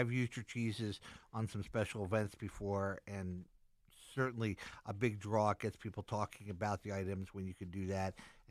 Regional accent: Philadelphia, Pennsylvania, United States; they would say, "Where are you from?" And I would tell them Philadelphia

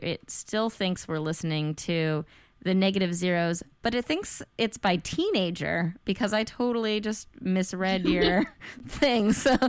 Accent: Midwest, United States; moved away as an adult; now in San Francisco, United States; I've only been here 8 years and I still think I'm from the Midwest.

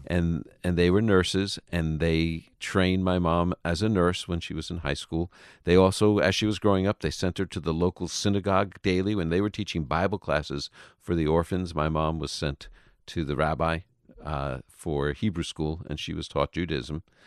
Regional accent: New York, United States; moved away; I was raised in New York, uh, you know, nice Jewish boy

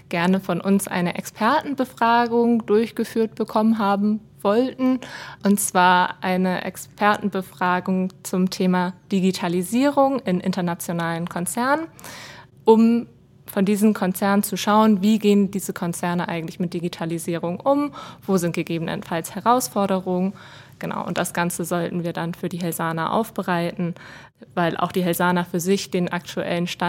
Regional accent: Germany; now in Switzerland; So auch die Begriffe Franchise und Selbstbehalt, da musste ich mich dann erstmal als Deutsche mit auseinandersetzen.

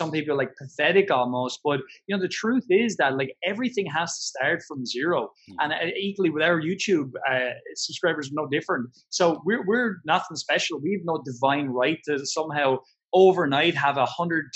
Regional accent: Ireland; I'm Irish

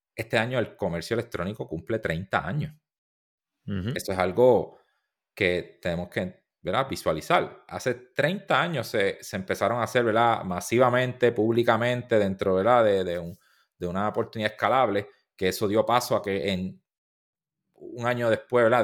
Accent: Puerto Rico; first language Spanish; somos de Puerto Rico

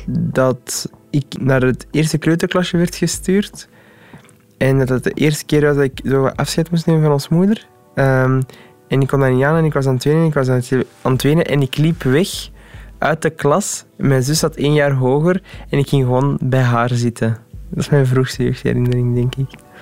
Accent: Antwerp, Flanders, Belgium; also born or lived in Deurne; Ik ben eh, geboren in Deurne. Dan heb ik, maar dan herinner ik mij niet, een jaar ergens in Deurne gewoond. Dan zijn we verhuisd naar Borgerhout

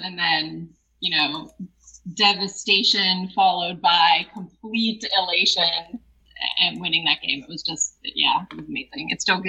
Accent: Pittsburgh, Pennsylvania, United States; I was born in Pittsburgh

